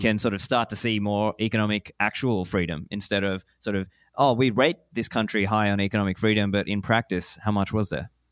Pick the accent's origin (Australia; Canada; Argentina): Australia; moved away as an adult; also born or lived in Sri Lanka; now in Dubai, United Arab Emirates; I was born in Sri Lanka, grew up in Australia. I am an Australian citizen